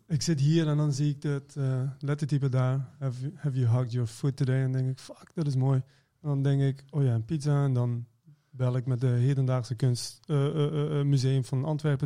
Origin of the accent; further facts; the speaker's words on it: Iran; also born or lived in Maastricht; now in Netherlands; ik kom uit Iran